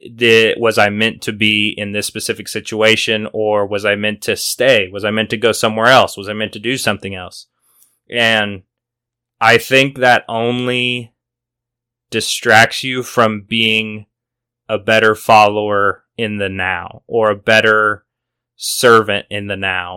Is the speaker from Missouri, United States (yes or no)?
yes; Missouri, United States; moved away as an adult; now in Oklahoma City, United States; I had been back home in Missouri